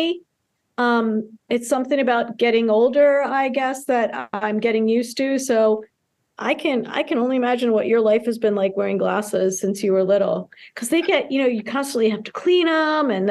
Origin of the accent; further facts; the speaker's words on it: Towson, Maryland, United States; also born or lived in Karachi, Pakistan / Baltimore; then eventually moved out to Towson, where I grew up in Campus Hills behind Goucher College.